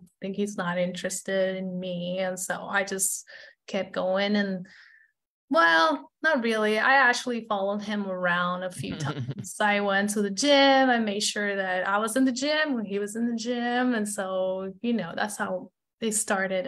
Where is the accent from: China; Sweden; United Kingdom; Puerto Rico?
Puerto Rico; moved away as an adult; now in Louisville, United States; I'm born and raised in Puerto Rico